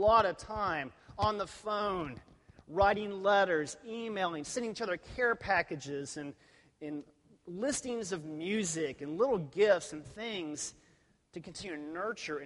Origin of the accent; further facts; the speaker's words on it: Texas, United States; I was from Texas